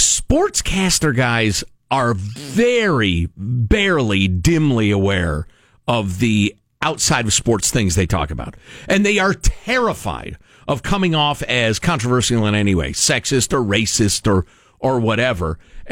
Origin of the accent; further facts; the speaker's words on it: United States; As most of you guys know, I'm Cuban American and most of my family was run out of Cuba because of a brutal dictator.